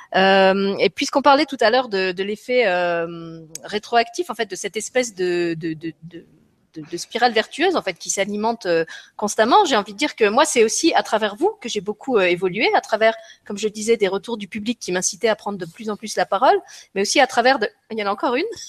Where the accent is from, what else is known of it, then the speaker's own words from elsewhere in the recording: France; moved away as an adult; J'ai quitté la France